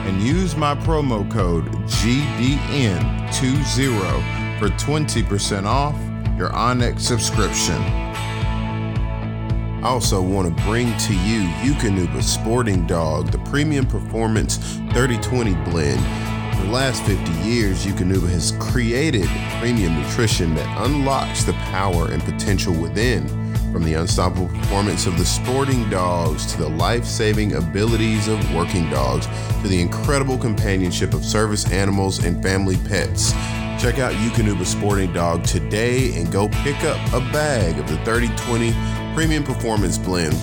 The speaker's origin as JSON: {"language": "English", "town": "Atlanta", "region": "Georgia", "country": "United States", "tie": "born or raised there", "said": "I'm born and raised in Atlanta."}